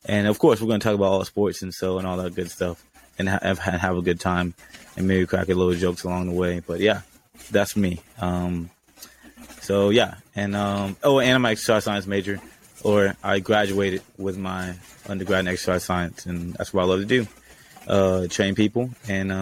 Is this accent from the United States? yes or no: yes; Georgia, United States; I grew up in Georgia